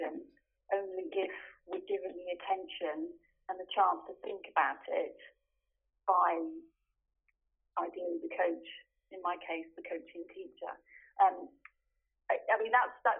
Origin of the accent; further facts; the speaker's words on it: United Kingdom; moved away as an adult; now in Stuttgart, Germany; I am British and recently also German, and I have lived in Germany for the last 23 years.